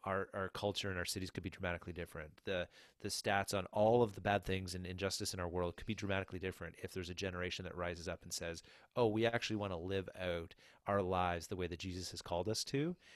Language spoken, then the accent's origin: English; New Brunswick, Canada; moved away as an adult; also born or lived in Nova Scotia / Barrie, Ontario; I'm from New Brunswick, or from Nova Scotia originally, but, uh, grew up in New Brunswick, and so we're back, um, in the hometown